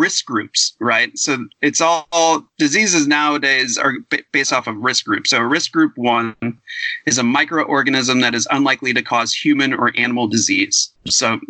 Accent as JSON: {"language": "English", "town": "Cleveland", "region": "Ohio", "country": "United States", "accent": "Cleveland", "said": "my Cleveland accent"}